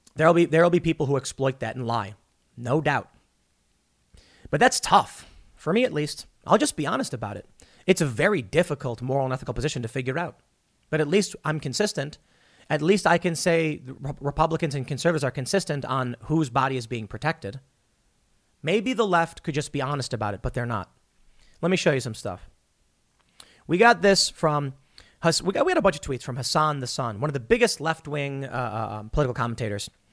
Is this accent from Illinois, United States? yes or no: yes; Chicago, Illinois, United States; also born or lived in New York / suburbs of Philadelphia; now in West Virginia, United States; I am from Chicago